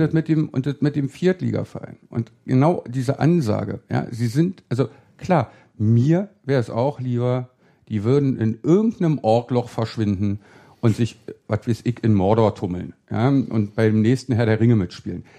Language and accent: German; Berlin, Germany; da, wo ich im Friedrichshain aufgewachsen bin